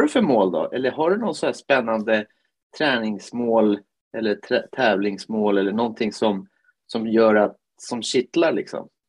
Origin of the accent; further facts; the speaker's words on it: Finland; now in Piteå, Sweden; Jag är ju född i Finland